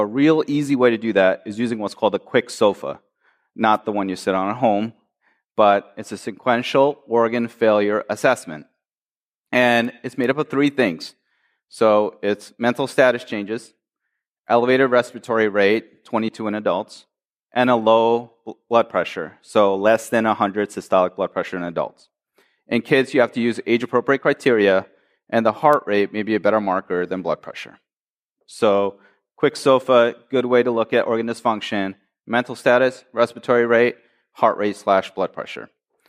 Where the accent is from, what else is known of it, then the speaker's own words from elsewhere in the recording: Michigan, United States; I am from Michigan, after all.